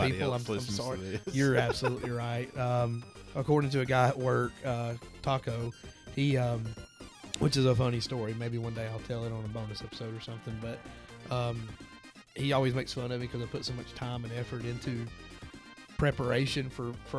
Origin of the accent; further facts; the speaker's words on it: Alabama, United States; We're from Alabama